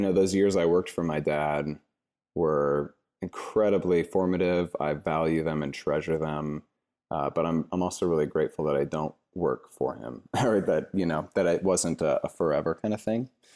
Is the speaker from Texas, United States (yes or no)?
no; Cashmere, Washington, United States; moved away as an adult; also born or lived in Seattle, Washington; now in San Francisco Bay Area, United States; I grew up in a really small town in central Washington called Kashmir